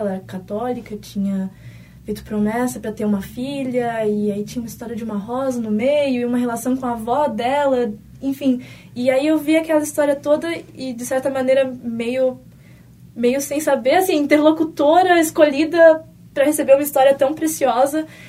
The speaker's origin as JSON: {"language": "Portuguese", "region": "São Paulo", "country": "Brazil", "moved": "yes", "lives_now": "Porto Alegre, Brazil", "said": "eu não sou daqui, né? Eu sou de São Paulo"}